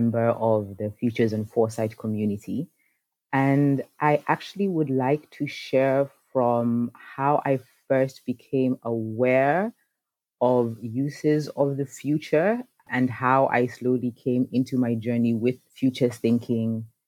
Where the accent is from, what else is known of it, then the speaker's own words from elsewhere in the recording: Nairobi, Kenya; I was born in Nairobi, Kenya